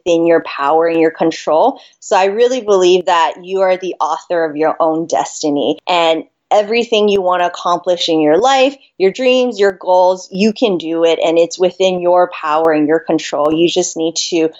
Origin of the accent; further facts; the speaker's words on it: Las Vegas, Nevada, United States; also born or lived in Hawaii; I was born in Hawaii and then grew up in Vegas